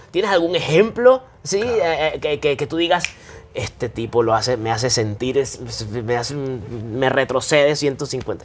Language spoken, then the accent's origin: Spanish; Venezuela